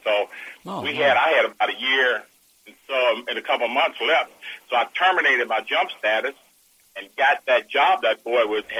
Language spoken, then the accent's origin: English; Pittsburgh, Pennsylvania, United States; moved away as an adult; also born or lived in Wheeling, West Virginia; I was born in Wheeling, West Virginia, and then moved to Pittsburgh, and then from Pittsburgh went on to the military.